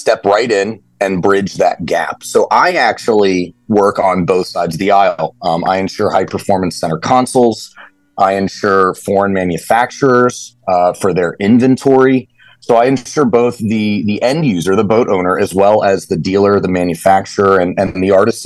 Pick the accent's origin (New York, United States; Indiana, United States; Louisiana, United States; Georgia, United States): Georgia, United States; Lake Lanier, North; now in Fort Lauderdale, United States; I grew up in North Georgia on Lake Lanier, lake boats, wakeboarding